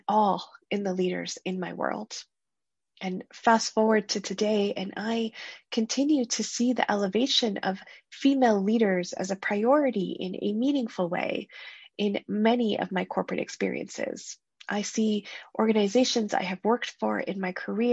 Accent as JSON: {"language": "English", "country": "Canada", "tie": "born or raised there", "said": "I grew up in Canada, a country chock full of opportunities"}